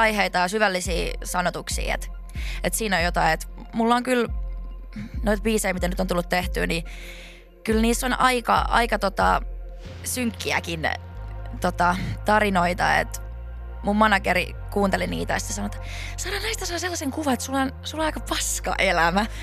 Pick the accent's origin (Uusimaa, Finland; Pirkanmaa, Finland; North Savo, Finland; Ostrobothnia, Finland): Ostrobothnia, Finland; Laihia; also born or lived in Vaasa, Finland / Seinäjoki, Finland / Lahti, Finland; now in Helsinki, Finland; Pohjanmaalta. Mä oon niinku Vaasasta alun perin, sitten muutin semmoiselle pienelle paikkakunnalle siihen viereen kuin Laihia